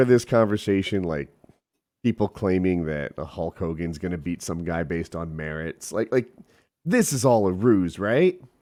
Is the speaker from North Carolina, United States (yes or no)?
no; New Jersey, United States; moved away; also born or lived in the South; I'm from Jersey, but I've moved south